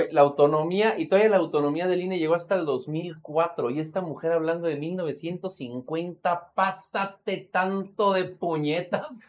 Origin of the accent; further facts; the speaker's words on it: Mexico; como mexicanos